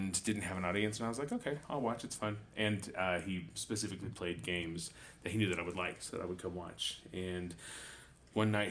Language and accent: English; Texas, United States; I'm from Texas.